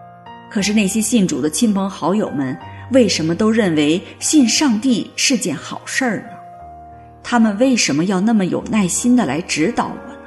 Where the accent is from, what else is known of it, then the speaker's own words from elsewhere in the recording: Guangxi, China; moved away as an adult; now in United States; 我的家乡是山歌缭绕的刘三姐的故乡广西。大学毕业以后，我考进了政府税务部门，成为了一名公务员。